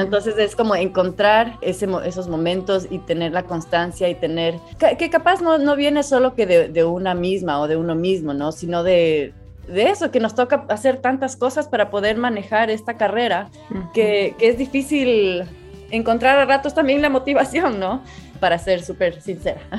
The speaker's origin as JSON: {"language": "Spanish", "country": "Ecuador", "also_born_or_lived": "Chile", "said": "en el Ecuador no estamos acostumbrados a, ver un desierto"}